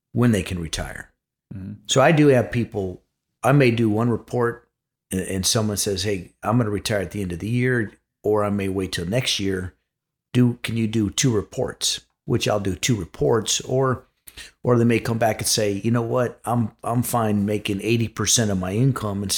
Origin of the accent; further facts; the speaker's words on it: Chicago, Illinois, United States; moved away; I'm actually from Chicago